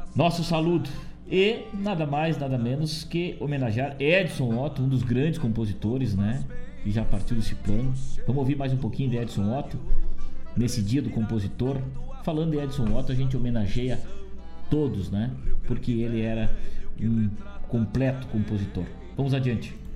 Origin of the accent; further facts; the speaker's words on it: Rosário do Sul, Rio Grande do Sul, Brazil; now in Guaíba, Brazil; Embora tenha muito carinho pela minha terra lá, Rosário do Sul